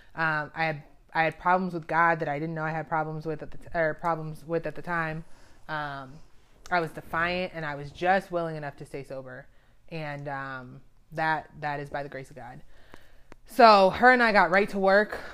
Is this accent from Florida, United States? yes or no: yes; Daytona Beach, Florida, United States; moved away as an adult; also born or lived in Gainesville, Florida / Tampa, Saint Petersburg area; now in Baltimore, United States; I grew up in Daytona Beach, Florida